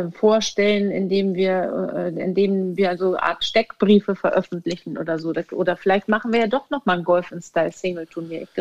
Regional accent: Wentorf, Schleswig-Holstein, Germany; Also ich komme ja aus Wentorf und wir haben viele Bäume

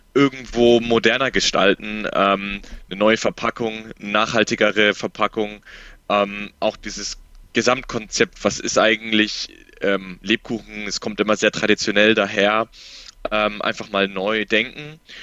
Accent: Nuremberg, Bavaria, Germany; ich komme aus Nürnberg, wohne in Nürnberg

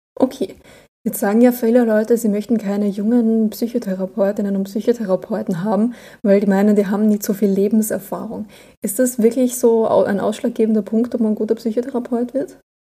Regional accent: Austria; ich bin Österreicherin. Ich glaube, bei uns heißt das alles nochmal anders

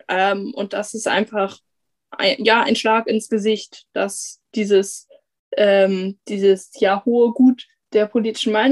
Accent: Hamburg, Germany; dann bin ich als Hamburger Schülerin davon betroffen

